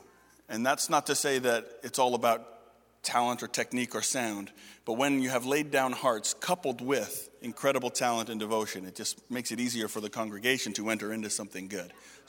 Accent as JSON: {"language": "English", "town": "Toronto", "region": "Ontario", "country": "Canada", "said": "This church was crazy, and I was from Toronto. I knew crazy"}